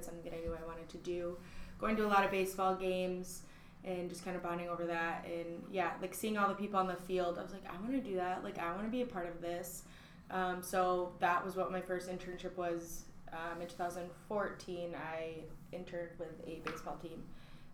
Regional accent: Battle Creek, Michigan, United States; I am from Battle Creek, Michigan.

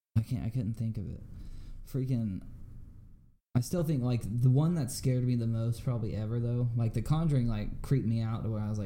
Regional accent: California, United States; When I was growing up in California

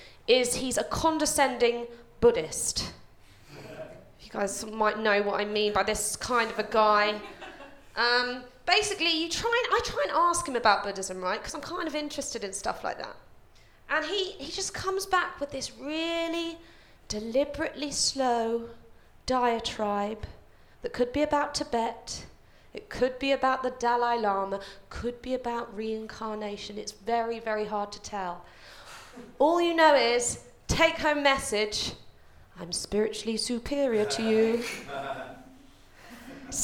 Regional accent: London, United Kingdom; I grew up in a place called West Ruislip

